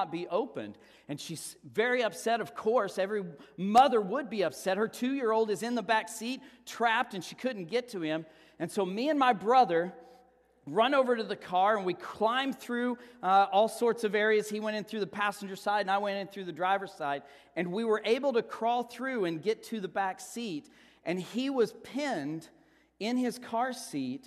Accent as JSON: {"language": "English", "region": "Texas", "country": "United States", "said": "we're from Texas"}